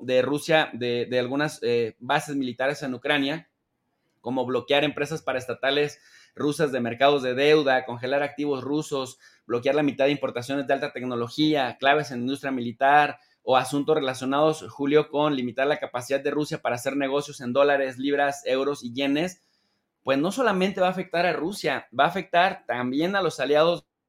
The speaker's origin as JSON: {"language": "Spanish", "country": "Mexico", "said": "estamos en México y somos mexicanos"}